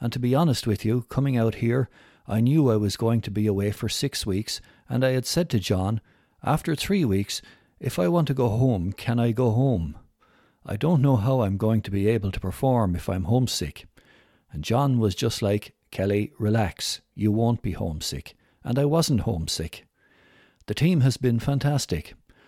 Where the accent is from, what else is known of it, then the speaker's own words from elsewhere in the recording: Carlow, Leinster, Ireland; I'm from Carlo and I'm going out there to take on the world.